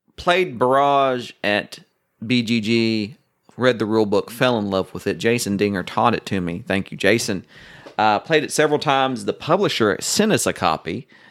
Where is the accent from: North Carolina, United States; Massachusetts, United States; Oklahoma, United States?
Oklahoma, United States; Oklahoma City; I grew up near Tinker Air Force Base in Oklahoma City